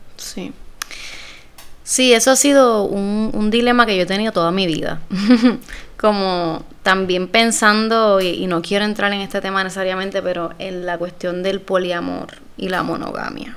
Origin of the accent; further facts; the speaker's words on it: Puerto Rico; yo soy una mujer puertorriqueña primero que cualquier cosa